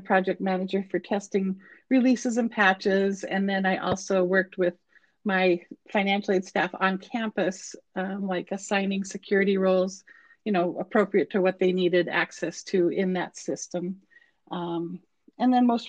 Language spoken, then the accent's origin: English; Montana, United States; moved away as an adult; now in Eugene, United States; I'm from the great state of Montana, so that's my home state.